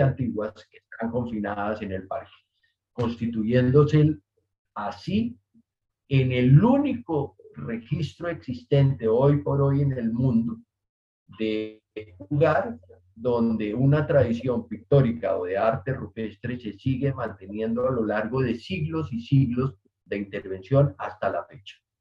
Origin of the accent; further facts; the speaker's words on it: Colombia; como colombianos